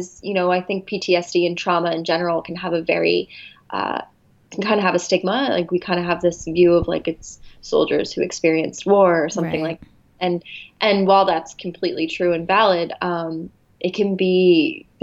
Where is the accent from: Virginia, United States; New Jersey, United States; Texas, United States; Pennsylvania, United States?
New Jersey, United States; moved away as an adult; also born or lived in Philadelphia area / Arizona; now in Los Angeles, United States; I grew up in New Jersey